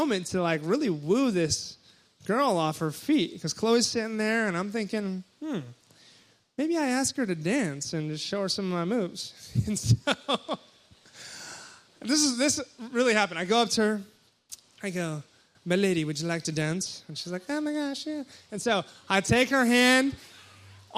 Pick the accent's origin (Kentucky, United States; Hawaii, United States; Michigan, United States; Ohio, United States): Hawaii, United States; moved away; I'm from Hawaii, and so I go back to Hawaii for Christmas